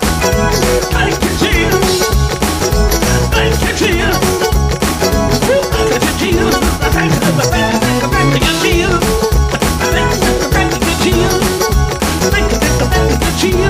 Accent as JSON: {"language": "English", "region": "New Jersey", "country": "United States", "said": "I'm from South Jersey"}